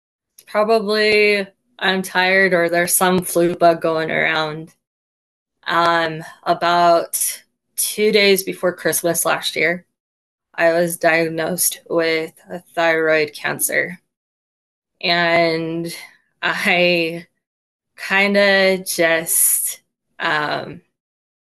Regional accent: Roy, Utah, United States; I am from Roy, Utah.

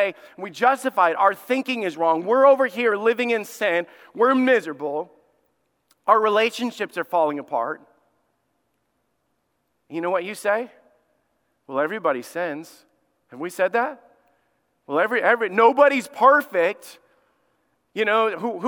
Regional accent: Alabama, United States; my family understands this because we grew up in Alabama

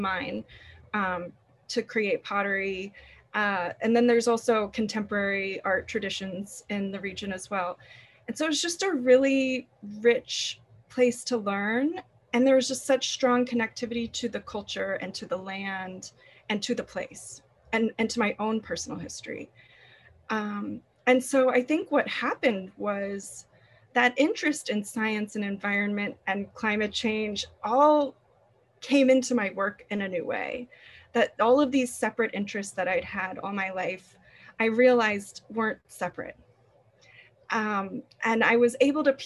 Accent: Atlanta, Georgia, United States; I grew up primarily in Atlanta

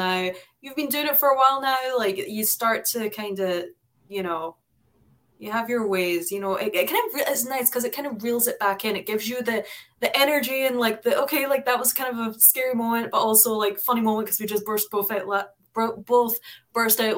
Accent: United Kingdom; moved away; I was born and raised in Britain

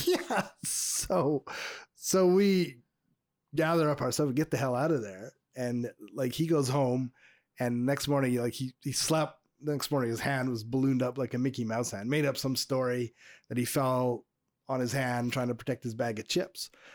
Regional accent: suburb of Montreal, Quebec, Canada; my hometown suburb of Montreal

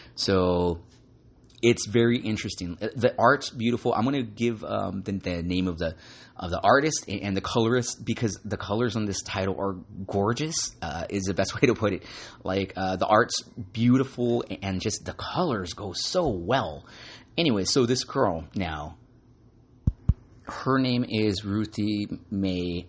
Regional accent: Santa Ana, California, United States; I love going to the Frida Cinema or theater in Santa Ana, uh, my hometown.

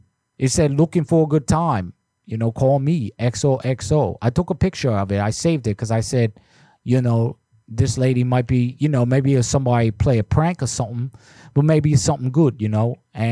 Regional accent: United States; when I was growing up in the States, people used to do that all the time

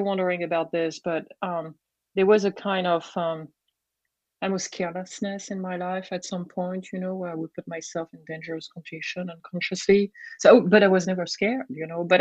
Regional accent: Brittany, France; accent: French; English is a second language; moved away; I grew up in Brittany, France

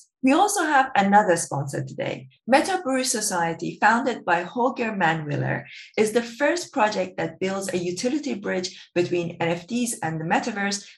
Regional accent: Iran; moved away; I grew up in Iran

